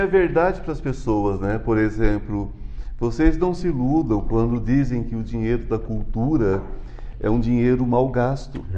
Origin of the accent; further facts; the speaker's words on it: São Paulo, Brazil; also born or lived in Goiânia, Goiás; eu sou paulista, mas eu moro metade da semana aqui, metade em Goiás